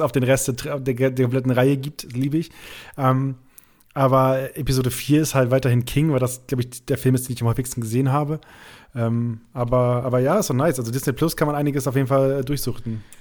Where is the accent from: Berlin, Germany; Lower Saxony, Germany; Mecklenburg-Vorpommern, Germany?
Lower Saxony, Germany; Rheiderland; moved away; bei uns in, im Räderland, da wo ich herkomme